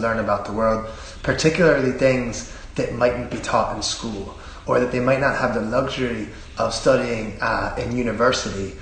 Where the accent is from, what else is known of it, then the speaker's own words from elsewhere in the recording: Philadelphia, Pennsylvania, United States; moved away as an adult; also born or lived in Cavan; now in Bundoran, Ireland; I come from an Irish-American family. I'm from Philadelphia